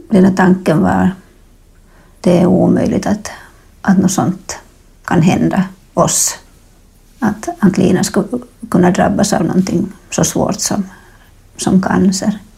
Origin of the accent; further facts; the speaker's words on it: Finland; now in Stockholm, Sweden; Jag är finlandssvensk. Men jag har bott här i Stockholm sedan 2003.